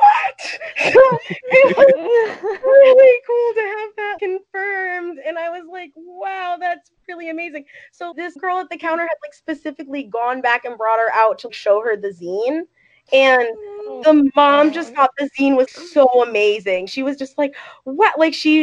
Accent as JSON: {"language": "English", "region": "Ohio", "country": "United States", "said": "I'm from Ohio"}